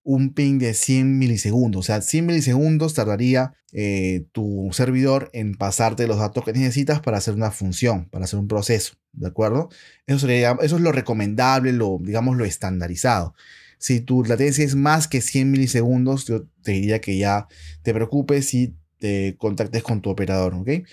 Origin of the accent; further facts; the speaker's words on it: Lima, Peru; yo soy de Perú, soy de Lima